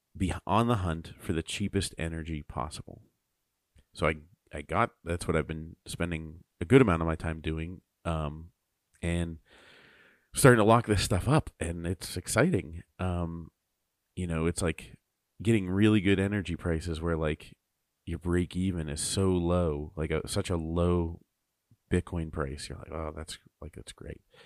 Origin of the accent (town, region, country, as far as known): United States